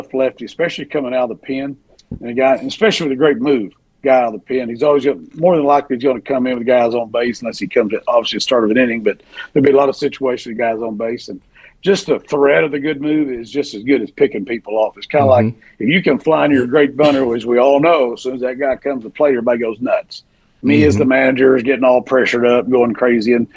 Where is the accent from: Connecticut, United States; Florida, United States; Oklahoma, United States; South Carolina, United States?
Oklahoma, United States; I was quarter Choctaw and I was from Oklahoma